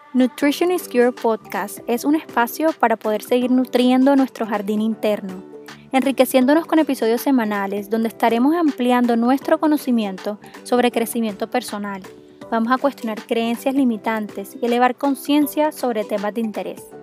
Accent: Cartagena, Bolívar, Colombia; now in Barranquilla, Colombia; yo soy de Cartagena y vivimos las dos en Barranquilla

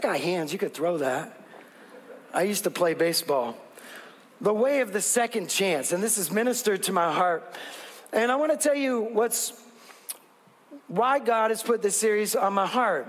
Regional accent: West Coast, United States; I'm from the West Coast.

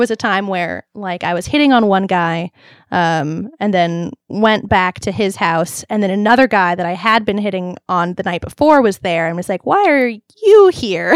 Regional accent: Long Beach, California, United States; moved away as an adult; now in Los Angeles, United States; I grew up in Long Beach, which was very Orange County

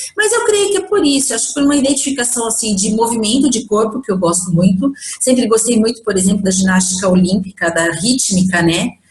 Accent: Bragança Paulista, São Paulo, Brazil; eu sou de Bragança Paulista

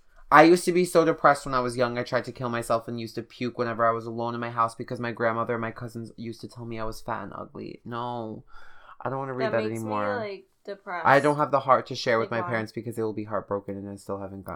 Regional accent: Russia; The fact that I'm bisexual and from Russia.

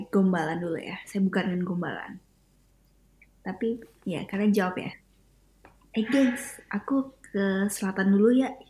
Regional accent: Surabaya, East Java, Indonesia; saya asli Surabaya dan saya lagi di Surabaya.

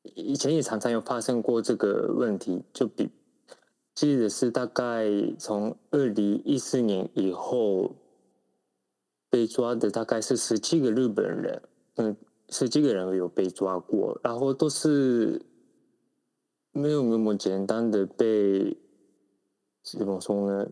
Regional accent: Taiwan; 我们台湾人知道他在台湾的政坛里面已经没有什么影响力

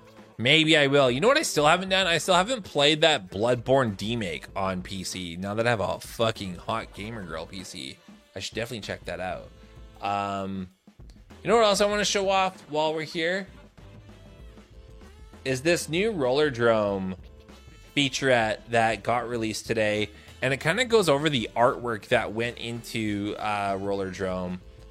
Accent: Canada; Being a Canadian and being as pale as I am, I fucking hate the snow.

